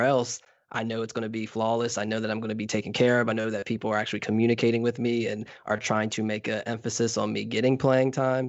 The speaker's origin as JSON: {"language": "English", "country": "Trinidad & Tobago", "said": "as a Trinidadian"}